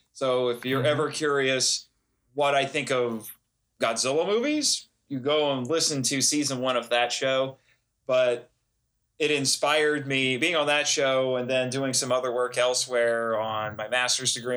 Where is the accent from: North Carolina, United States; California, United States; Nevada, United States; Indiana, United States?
Indiana, United States; Fort Wayne; I was born in Fort Wayne, Indiana. I am a born and raised Hoosier boy